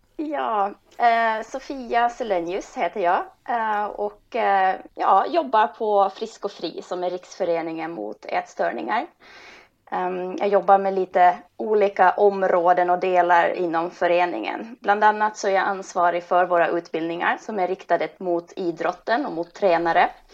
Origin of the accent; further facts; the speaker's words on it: Finland; moved away as an adult; also born or lived in Helsinki; now in Stockholm, Sweden; Och jag kommer egentligen från Finland och har bott nu i Stockholm i 20 år